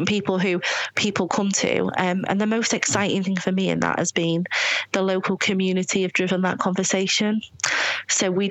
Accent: Scunthorpe, Yorkshire and the Humber, United Kingdom; moved away; I'm from Scunthorpe, we are foreigners in our community

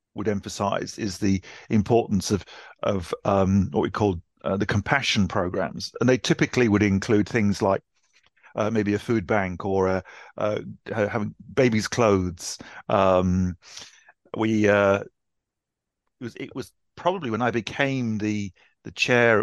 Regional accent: Newcastle upon Tyne, North East England, United Kingdom; now in Ashford, United Kingdom; I grew up in Newcastle

